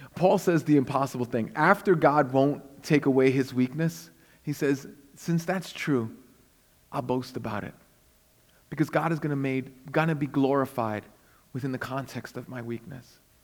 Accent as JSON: {"language": "English", "town": "New York City", "region": "New York", "country": "United States", "tie": "born or raised there", "said": "I was born and raised in Brooklyn, but I'm also a missionary to Brooklyn."}